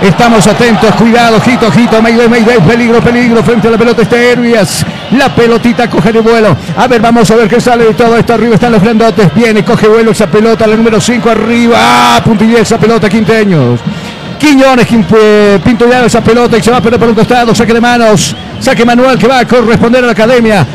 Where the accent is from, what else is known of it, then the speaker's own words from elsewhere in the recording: Bolivia; moved away; also born or lived in Ecuador; como buen boliviano